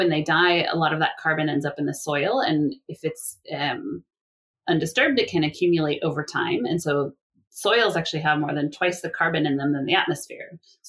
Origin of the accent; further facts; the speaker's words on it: California, United States; my home state of California